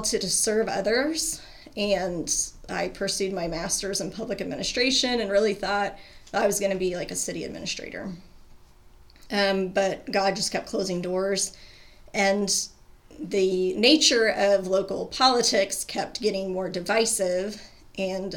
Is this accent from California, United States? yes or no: no; Kansas, United States; also born or lived in Bucklin, Kansas / Concordia, Kansas / Phillipsburg, Kansas / Mission, Kansas; now in Hutchinson, United States; I am a native Kansan